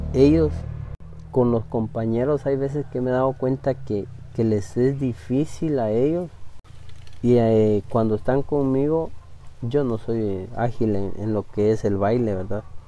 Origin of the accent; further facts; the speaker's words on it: Pachalum, Quiché, Guatemala; first language Spanish; nosotros como, como Pachalún, como municipio en sí